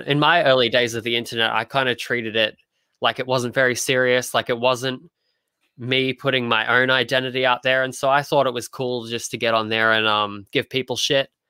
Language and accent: English; Australia; as an Australian